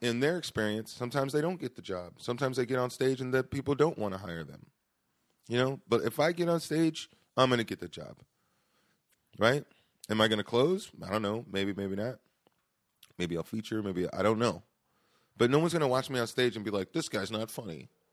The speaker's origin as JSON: {"language": "English", "town": "Stockton", "region": "California", "country": "United States", "tie": "born or raised there", "also_born_or_lived": "Boston", "said": "I was adopted, and I grew up in Stockton."}